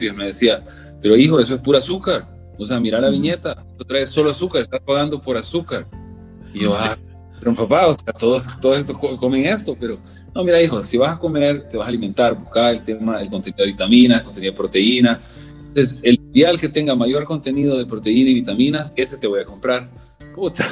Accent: El Salvador; mi papá era ingeniero agrónomo, pues, de, de aquí de El Salvador. Yo crecí prácticamente estudiando agricultura

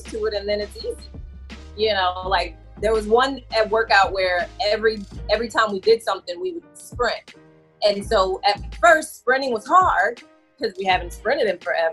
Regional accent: New Orleans, Louisiana, United States; I'm from New Orleans area

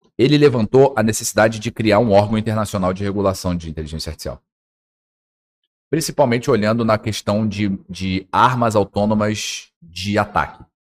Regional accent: Porto Velho, Rondônia, Brazil; como minhoca que sou aqui de Porto Velho

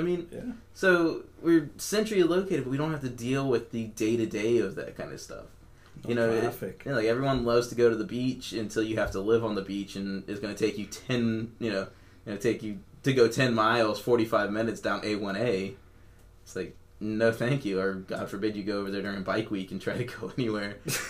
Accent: South Florida, United States; now in Ocala, United States; I'm from South Florida

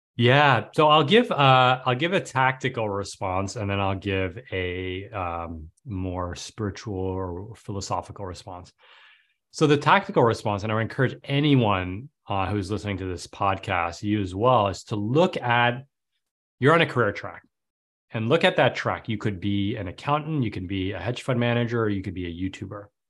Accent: New York City, New York, United States; now in Manhattan Beach, United States; I grew up in New York City.

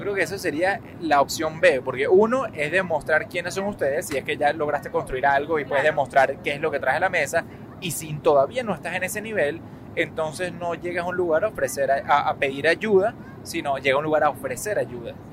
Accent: Venezuela; moved away as an adult; now in United States; creciendo en Venezuela lo sabía, yendo a la Universidad Metropolitana

